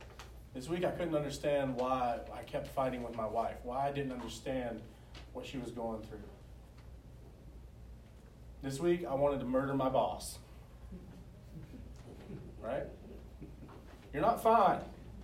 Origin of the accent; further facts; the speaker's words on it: the South, United States; accent: southern; You got to learn to love me and my southern accent.